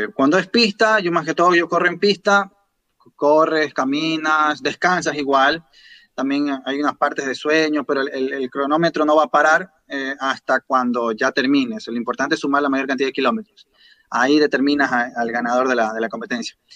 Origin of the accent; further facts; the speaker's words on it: Guayaquil, Guayas, Ecuador; de Ecuador, especialmente de la ciudad de Guayaquil